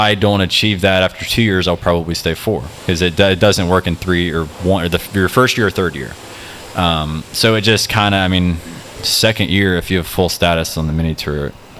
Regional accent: Birmingham, Alabama, United States; moved away; also born or lived in South Carolina; When I grew up in Birmingham

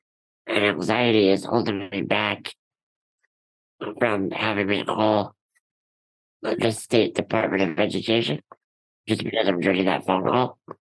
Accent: Rutherford, New Jersey, United States; our hometown of Rutherford.

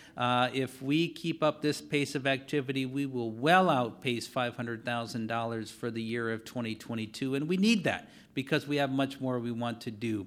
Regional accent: Wisconsin, United States

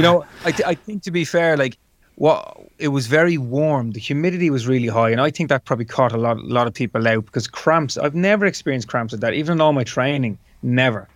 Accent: Dublin, Leinster, Ireland; it's my hometown, it's my home city

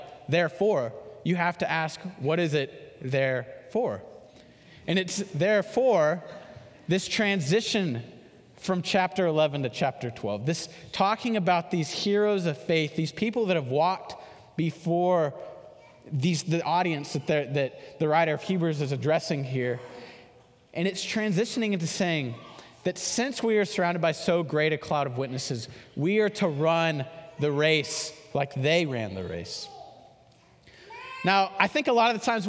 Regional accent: Houston, Texas, United States; I'm from Houston, and there was 10 of us that lived in this subdivision together

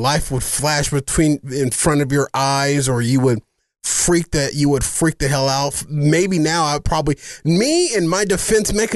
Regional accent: Phoenix, Arizona, United States; I grew up in the Matthew Hinton Projects. And we are in the direct path of Sky Harbor.

